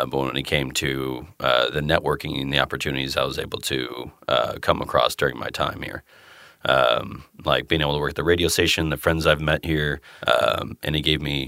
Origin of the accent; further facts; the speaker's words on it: Tulsa, Oklahoma, United States; moved away; also born or lived in Iowa / Claremore, Oklahoma; I was born in West Tulsa, but I moved up to Iowa for a while.